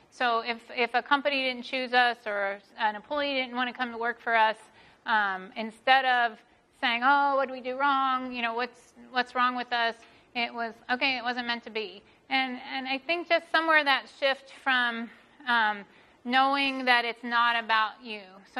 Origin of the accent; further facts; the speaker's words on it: the South, United States; I think growing up in the South, and like my parents were farmers